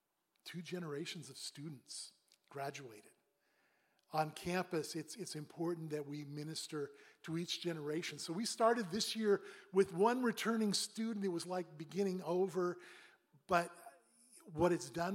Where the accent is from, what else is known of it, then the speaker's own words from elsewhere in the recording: Pacific Northwest, United States; now in Boston, United States; I grew up in the Northwest, Pacific Northwest.